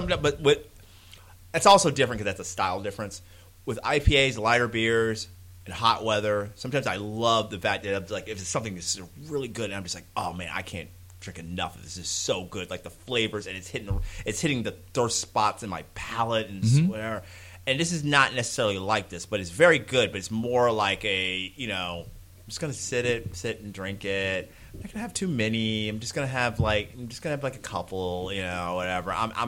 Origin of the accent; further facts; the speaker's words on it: United States; I'm ugly American